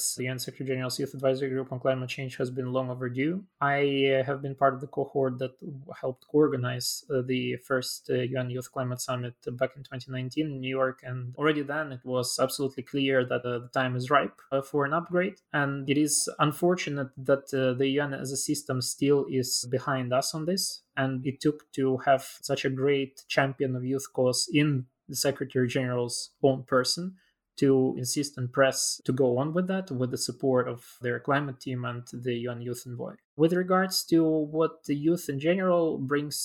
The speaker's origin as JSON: {"language": "English", "town": "Chisinau", "region": "Chișinău", "country": "Moldova", "tie": "born or raised there", "said": "my hometown of Chisinau, which is also the capital city of the Republic of Moldova"}